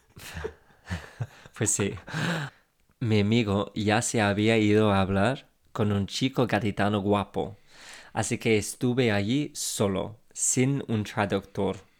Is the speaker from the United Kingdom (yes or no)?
yes; England, United Kingdom; Spanish is a second language; now in Spain; soy inglés